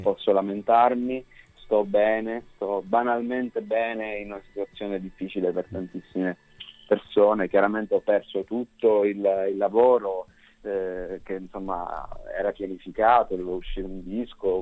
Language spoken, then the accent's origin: Italian; Catania, Sicily, Italy; moved away as an adult; now in Milan, Italy; vivo a Milano da tre anni, però sono nato e cresciuto a Catania